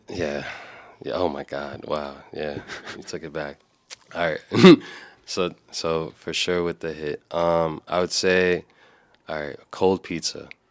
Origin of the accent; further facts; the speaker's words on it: New York, United States; As a New Yorker